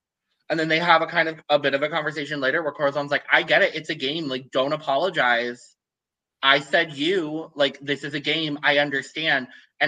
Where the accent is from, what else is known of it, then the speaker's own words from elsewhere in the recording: United Kingdom; I was about to dox you. I'm British.